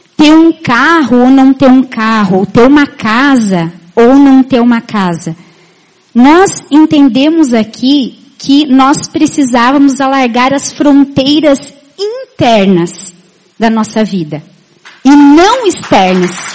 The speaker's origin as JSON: {"language": "Portuguese", "town": "Itá", "region": "Santa Catarina", "country": "Brazil", "also_born_or_lived": "Maringá", "moved": "as an adult", "lives_now": "Chapecó, Brazil", "said": "eu sou da terra de um diamante. Isso, eu sou de Itá."}